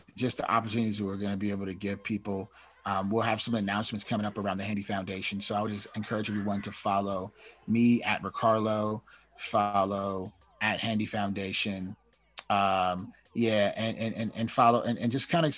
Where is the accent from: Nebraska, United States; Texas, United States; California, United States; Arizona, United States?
California, United States; Oakland; moved away as an adult; now in Los Angeles, United States; I'm from Oakland, so I was in California.